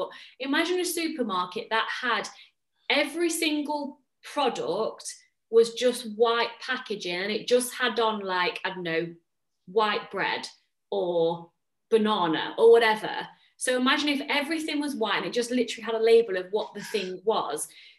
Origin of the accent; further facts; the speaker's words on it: England, United Kingdom; now in Netherlands; I live in the Netherlands. I mean, most people know that. If you're a new listener, mm-hmm. Hello, welcome. I'm English, but from the Netherlands.